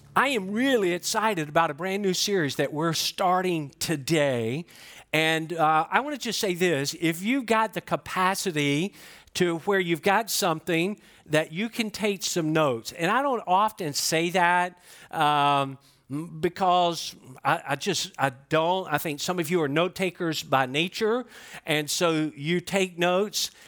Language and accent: English; Georgia, United States; I'm from Georgia